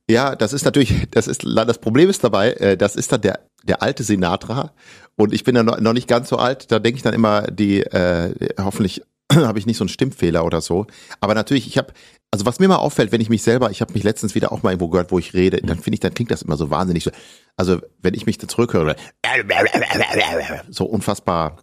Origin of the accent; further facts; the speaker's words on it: Ibbenbüren, North Rhine-Westphalia, Germany; also born or lived in Gelsenkirchen; Wir sind dann nach Westfalen mehr aufs Land in eine kleine Stadt gezogen, wo meine Mutter geboren wurde. Eben Ibbenbüren heißt das. Und da habe ich eine sehr, sehr schöne und behütete Kindheit und Jugend verbracht